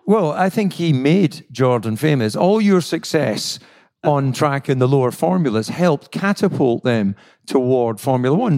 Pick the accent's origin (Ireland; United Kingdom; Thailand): United Kingdom; Scotland; I'm Scottish